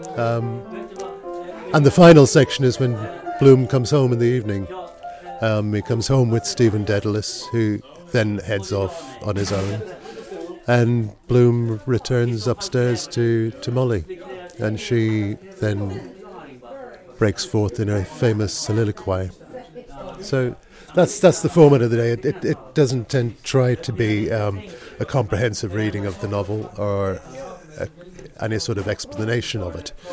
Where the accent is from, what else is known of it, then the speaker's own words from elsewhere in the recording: Dublin, Leinster, Ireland; now in Stockholm, Sweden; growing up in Dublin